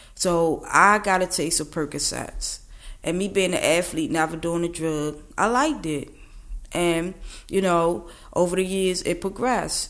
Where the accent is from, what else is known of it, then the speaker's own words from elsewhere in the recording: Baltimore, Maryland, United States; I'm from East Baltimore, 33.